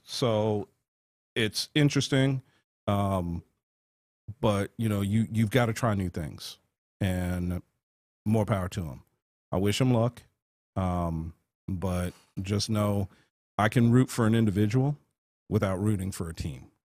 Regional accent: Las Vegas, Nevada, United States; Forty-four years in one place

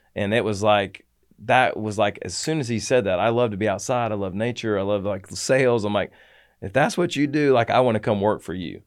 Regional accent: Atlanta, Georgia, United States; moved away; I'm from Atlanta

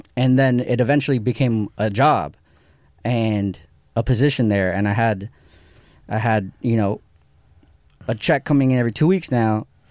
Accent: Santa Monica, California, United States; I grew up in Santa Monica, but I didn't really go to downtown

